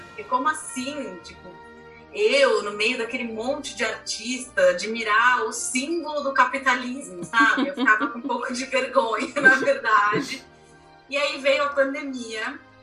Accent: Brazil; sendo brasileiro

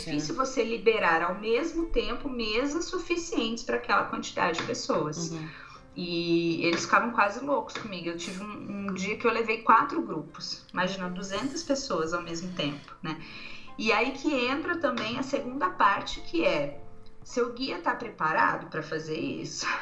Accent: Brazil; Sou do Brasil

